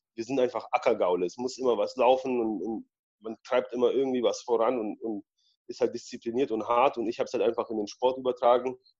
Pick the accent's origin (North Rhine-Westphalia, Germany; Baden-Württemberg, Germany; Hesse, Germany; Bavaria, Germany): Baden-Württemberg, Germany; Balingen; also born or lived in Poland; ich bin ja in Polen geboren und in Deutschland aufgewachsen